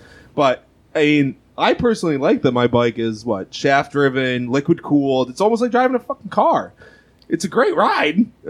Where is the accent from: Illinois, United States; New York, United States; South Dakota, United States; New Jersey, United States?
New York, United States; Rochester; I'm from Rochester. Shout out to the 585.